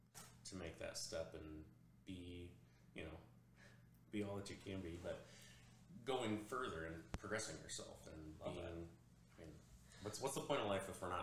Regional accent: Big Rapids, Michigan, United States; moved away as an adult; It's in my hometown, Big Rapids.

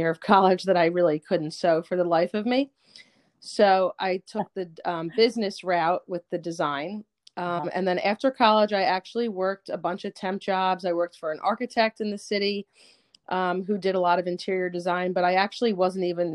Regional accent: Princeton, New Jersey, United States; moved away as an adult; also born or lived in Philadelphia, Pennsylvania; now in Pennsylvania, United States; I'm actually from Princeton, New Jersey.

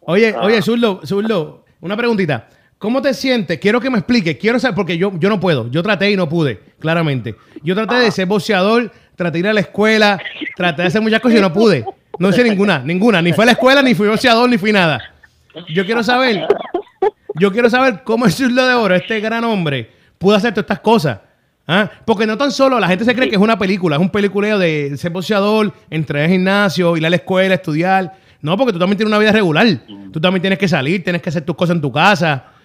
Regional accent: Fajardo, Puerto Rico; also born or lived in Luquillo, Puerto Rico; yo soy de Fajardo

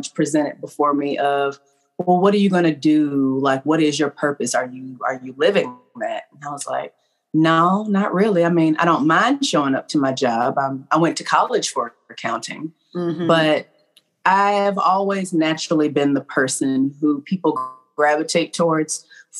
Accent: Knoxville, Tennessee, United States; from Knoxville.

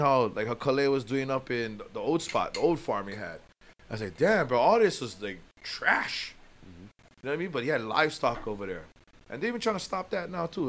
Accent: Waianae, Hawaii, United States; my hometown of Waianae.

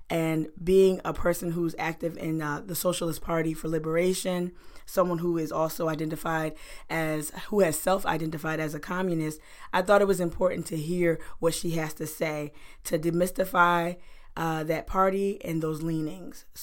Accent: West Columbia, South Carolina, United States; Born and raised in West Columbia.

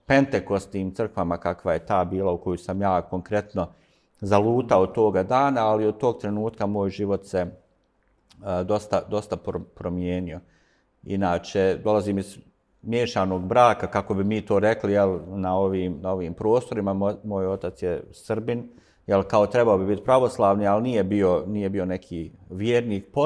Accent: Sarajevo, Federation of Bosnia and Herzegovina, Bosnia & Herzegovina; A rođen sam u Sarajevu, tu sam odrastao, ne u ovom dijelu grada, više u, u centru. I bio sam tu kroz gotovo sve vrijeme svoga, svoga života. Danas imam 52 godine

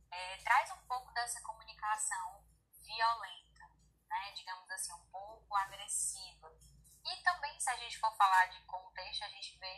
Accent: Brazil; porque eu sou brasileira

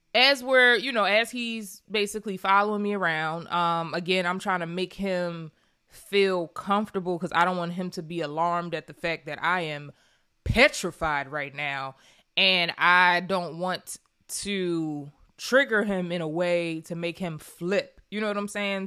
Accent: Pennsylvania, United States; I'm from Pennsylvania.

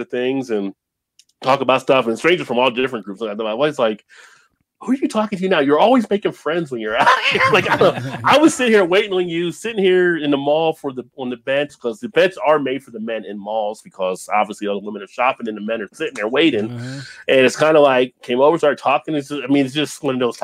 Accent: New Jersey, United States; also born or lived in Northern Kentucky/Cincinnati area; now in Independence, Kentucky, United States; I grew up in New Jersey

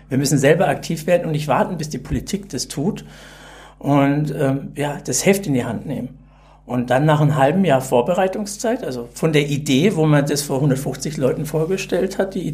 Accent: Karlsruhe, Baden-Württemberg, Germany; born there; now in Bavaria, Germany; ich bin auch nur ein Pseudo-Bayer, weil ich bin gebürtig aus Karlsruhe, Baden-Württemberg und mich hat auch nach Bayern verschlagen.

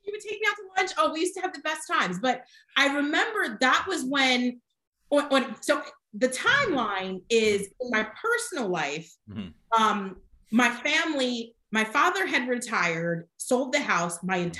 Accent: New Jersey, United States; moved away as an adult; also born or lived in Miami; now in Charlotte, United States; I was born and raised in New Jersey, that was where I've always been.

